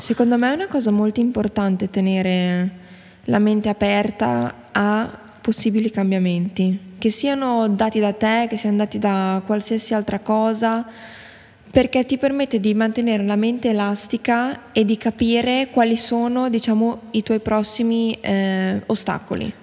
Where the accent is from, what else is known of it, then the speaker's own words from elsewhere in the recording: Bologna, Emilia-Romagna, Italy; noi siamo di Bologna